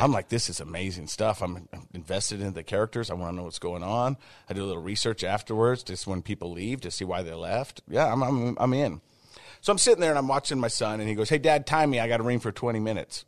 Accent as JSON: {"language": "English", "town": "Ogden", "region": "Utah", "country": "United States", "tie": "born or raised there", "said": "I grew up in the Biggity Biggity, oh, that's Ogden to everybody else"}